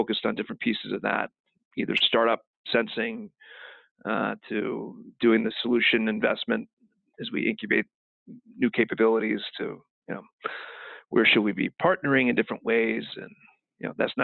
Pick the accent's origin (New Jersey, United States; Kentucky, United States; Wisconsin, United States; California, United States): Kentucky, United States; now in Kansas City, United States; I grew up in Kentucky